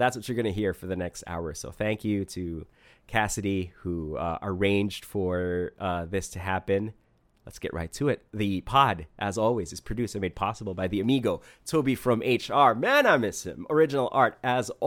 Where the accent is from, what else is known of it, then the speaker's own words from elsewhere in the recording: Philippines; I'm from the Philippines